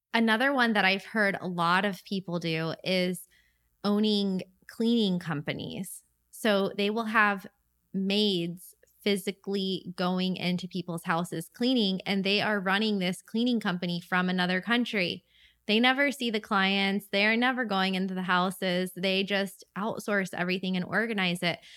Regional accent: St. Augustine, Florida, United States; my hometown of Saint Augustine

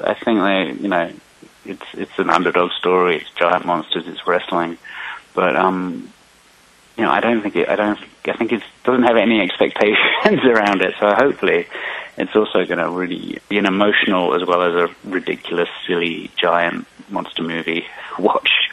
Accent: England, United Kingdom; I'm from I'm from England, so I, I even put some Easter eggs for my um, childhood British wrestling ah. icons in there

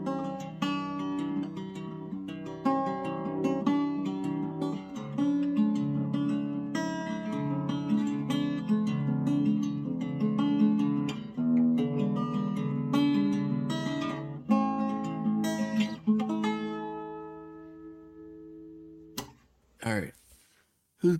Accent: Bradenton, Florida, United States; I was born in Bradenton, Florida

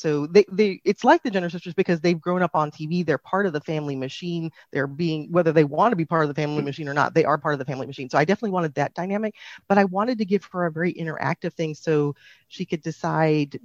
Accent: Phoenix, Arizona, United States; I'm from Phoenix, Arizona

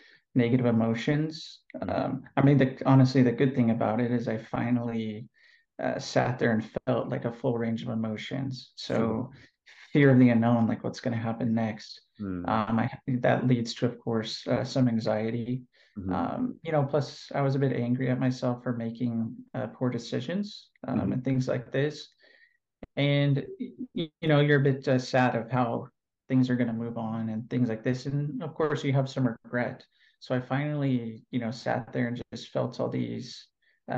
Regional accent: California, United States; moved away as an adult; now in Athens, Greece; currently I'm living in Athens, Greece. I'm originally from California.

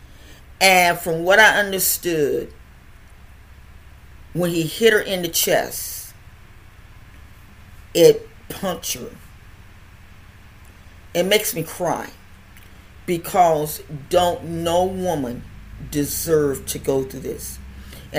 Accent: United States; me being an American

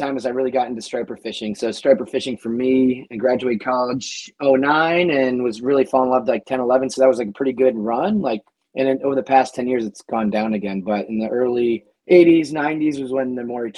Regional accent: Connecticut, United States; now in Winthrop, Massachusetts, United States; I grew up in Connecticut, but my family's all from Buffalo

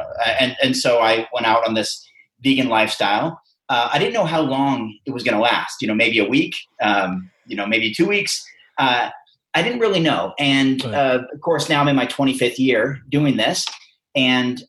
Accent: Western Oregon, United States; a farm kid growing up in Western Oregon

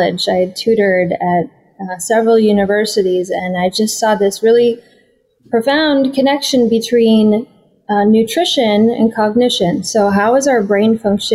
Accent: Minnesota, United States; now in California, United States; growing up in the Midwest in America, in Minnesota

